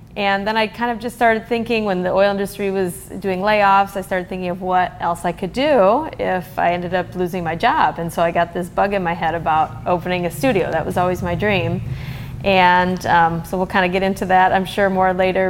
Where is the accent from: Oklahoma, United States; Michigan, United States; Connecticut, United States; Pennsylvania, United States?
Michigan, United States; moved away as an adult; now in Bakersfield, United States; I was from Michigan, went to Michigan State University, and moved to Bakersfield right out of college